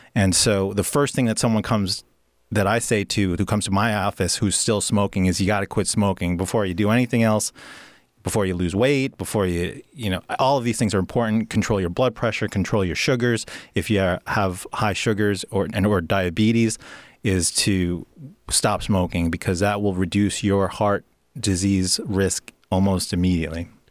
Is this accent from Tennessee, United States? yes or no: no; New York, United States; moved away as an adult; also born or lived in Pennsylvania; now in Oregon, United States; growing up in New York is great